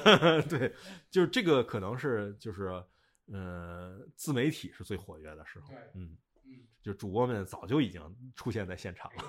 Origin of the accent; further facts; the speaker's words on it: China; 咱们就是中国人